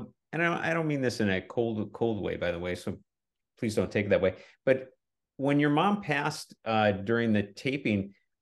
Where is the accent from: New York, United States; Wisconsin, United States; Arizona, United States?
Wisconsin, United States; Milwaukee; moved away; I'm from Milwaukee, by the way, originally